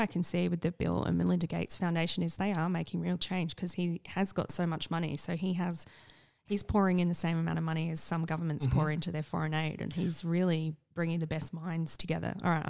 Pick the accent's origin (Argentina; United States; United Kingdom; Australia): Australia; South Australia; Yeah. Did you not know I'm from South Australia?